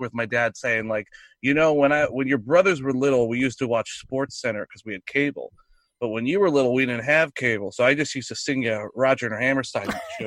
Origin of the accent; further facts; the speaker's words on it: New York City, New York, United States; Grew up in Brooklyn, New York.